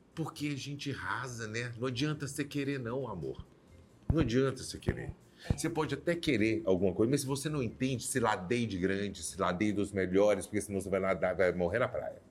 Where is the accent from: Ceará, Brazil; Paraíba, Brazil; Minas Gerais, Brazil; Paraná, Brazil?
Minas Gerais, Brazil; Uberlândia; moved away; nós somos criados em Uberlândia. Eu vivi, com oito anos, eu saí de Uberlândia, vivi 12 anos de Uberlândia.